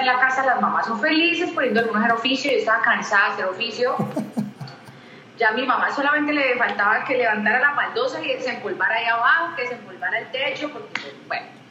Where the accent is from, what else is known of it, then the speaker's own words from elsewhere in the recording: Cali, Valle del Cauca, Colombia; caleña, caleñísima, amo mi ciudad